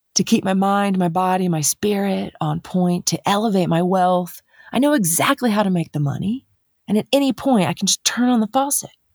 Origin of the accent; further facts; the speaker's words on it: Dayton, Ohio, United States; now in Colorado, United States; So I grew up in Dayton, Ohio. And I am a Midwest girl